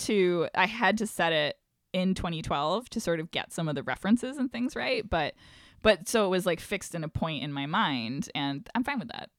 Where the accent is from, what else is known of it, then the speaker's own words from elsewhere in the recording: Syracuse, New York, United States; moved away; I'm from Syracuse originally